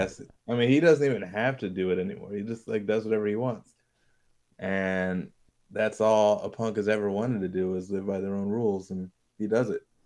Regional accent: Hawaii, United States; moved away; I'm from Hawaii

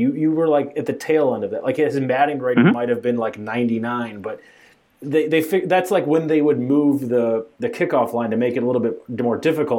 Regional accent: Chicago, Illinois, United States; I am from Chicago.

